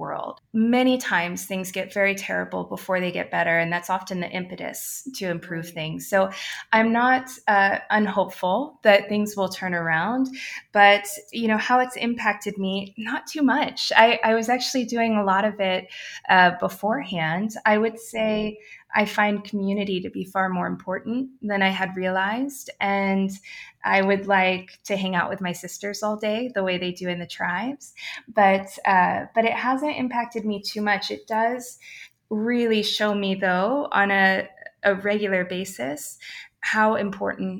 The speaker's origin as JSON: {"language": "English", "region": "Ohio", "country": "United States", "said": "I am from Ohio"}